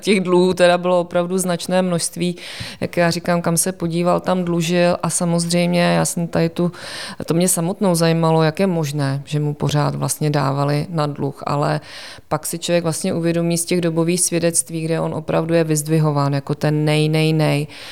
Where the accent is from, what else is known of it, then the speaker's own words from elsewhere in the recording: Prague, Czechia; also born or lived in Olomouc; protože jsem rodačka z Prahy